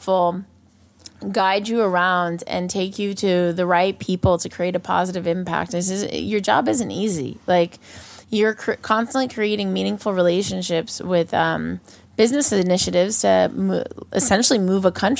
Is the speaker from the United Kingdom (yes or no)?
no; United States; being American